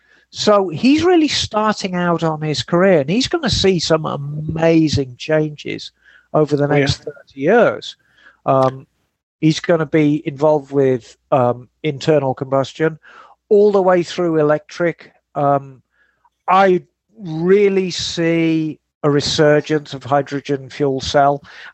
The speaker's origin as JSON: {"language": "English", "town": "Glasgow", "region": "Scotland", "country": "United Kingdom", "accent": "Glaswegian", "said": "I'm a Scotsman from Glasgow, if you like to be precise with the accent, as I know Bagel does."}